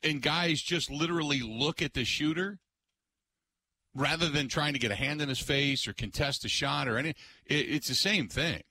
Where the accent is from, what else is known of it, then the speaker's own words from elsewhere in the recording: Cincinnati, Ohio, United States; moved away; I grew up in Cincinnati, Ohio